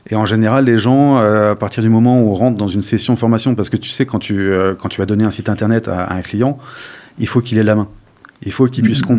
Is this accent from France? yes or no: yes; Paris, Île-de-France, France; now in Dordogne, France; ça permet de bosser, de comprendre d'intégrer des réseaux que j'aurais jamais pu en tant que pur parisien.